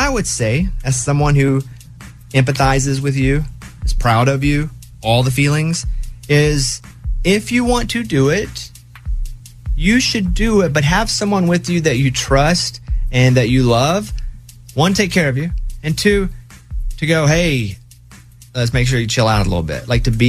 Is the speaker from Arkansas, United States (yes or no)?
no; Las Vegas, Nevada, United States; Hard to believe since I was born in Las Vegas and I've lived here my entire life.